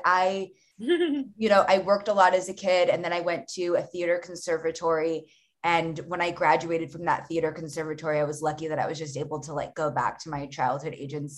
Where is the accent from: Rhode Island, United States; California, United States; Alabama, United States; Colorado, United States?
California, United States; Los Angeles; I'm like one of the rare LA unicorns. I was born and raised in Los Angeles